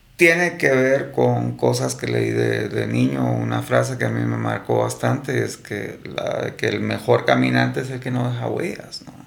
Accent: Guatemala; como guatemalteco nos está costando

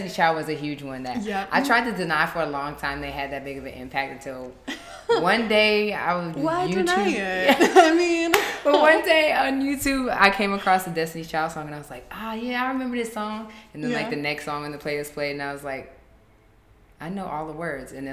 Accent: Southfield, Michigan, United States; moved away as an adult; also born or lived in Detroit, Michigan / Pittsburgh / Minneapolis / Paris; I was born in Detroit, Michigan, raised in Southfield, Michigan

